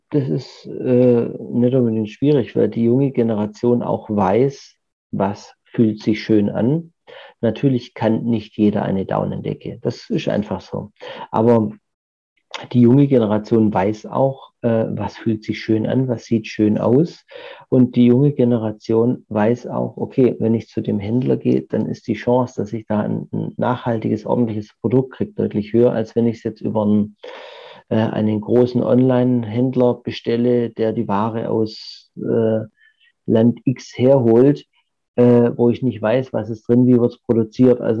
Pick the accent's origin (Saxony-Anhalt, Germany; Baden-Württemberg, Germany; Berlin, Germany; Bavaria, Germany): Baden-Württemberg, Germany; Göppingen; ich bin in der Stadt mit aufgewachsen. Von dem her ähm, grundsätzlich finde ich, Göppingen hat sehr, sehr viele schöne Plätze.